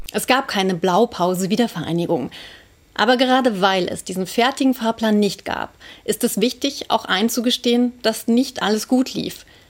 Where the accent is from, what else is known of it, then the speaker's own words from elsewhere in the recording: eastern Germany, Germany; in meiner Heimat